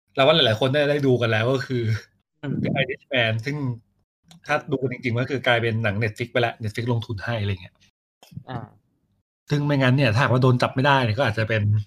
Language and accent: Thai; Thailand; เราเป็นคนไทย